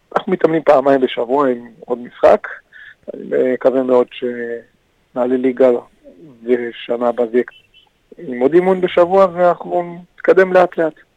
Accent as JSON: {"language": "Hebrew", "town": "Kfar Saba", "region": "Central District", "country": "Israel", "tie": "born or raised there", "said": "אני נולדתי שם, אני גדלתי, אני חלק מהם."}